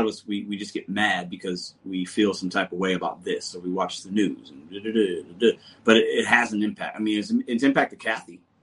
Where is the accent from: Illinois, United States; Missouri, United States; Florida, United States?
Missouri, United States; St. Louis; I am from St. Louis.